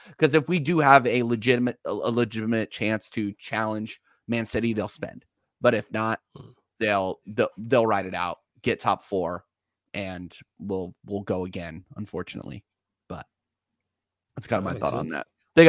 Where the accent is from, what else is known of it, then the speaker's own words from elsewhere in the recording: Denver, Colorado, United States; I was born and raised in Denver